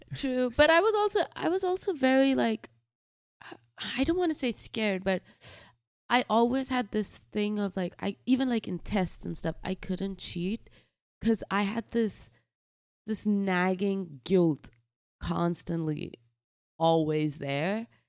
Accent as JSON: {"language": "English", "town": "Faridabad", "region": "Haryana", "country": "India", "tie": "born or raised there", "also_born_or_lived": "New Delhi", "moved": "yes", "lives_now": "United States", "said": "we moved to a city called Faridabad, which is about an hour, uh, from New Delhi. Um, and this is basically where I grew up"}